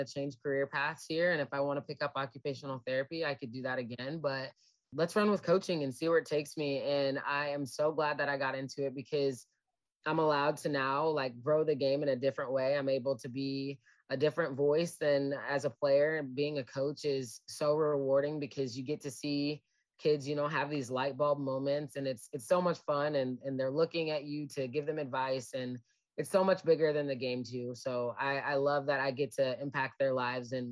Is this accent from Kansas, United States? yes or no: yes; Olathe, Kansas, United States; moved away as an adult; also born or lived in Nebraska / South Dakota; now in Fayette, United States; I'm originally from Olathe, Kansas, grew up here